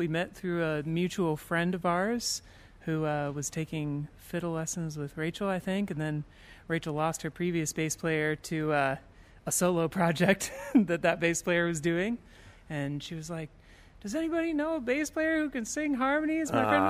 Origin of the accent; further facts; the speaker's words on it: Indianapolis, Indiana, United States; moved away as an adult; now in Nashville, United States; I'm from the Midwest as well. I'm from Indianapolis. I moved to Nashville like 8 years ago